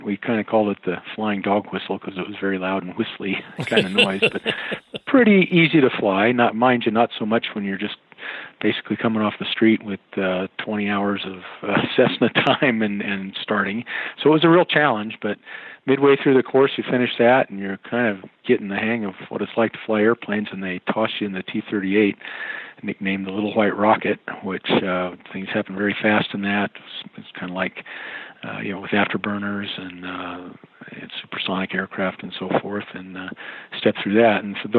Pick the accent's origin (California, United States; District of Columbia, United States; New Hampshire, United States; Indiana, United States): New Hampshire, United States; Portsmouth; Well, my dad was a pilot in the Air Force, so moving around to different Air Force bases all around the United States. We ended up though going up to New Hampshire on the coast there, Portsmouth, New Hampshire.